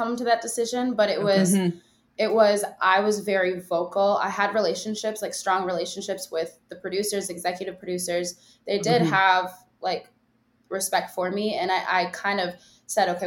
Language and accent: English; Minnesota, United States; I'm from Minnesota